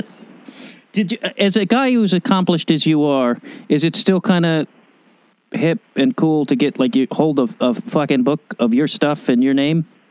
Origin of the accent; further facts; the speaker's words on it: Chicago, Illinois, United States; now in Los Angeles, United States; I grew up in Chicago and it's like, I, I moved to Los Angeles